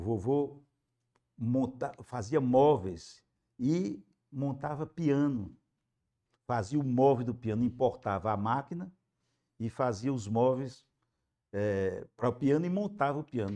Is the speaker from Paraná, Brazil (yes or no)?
no; Aquiraz, Ceará, Brazil; also born or lived in Fortaleza; Nasci em Fortaleza, na César Calles, mas moramos no Aquiraz.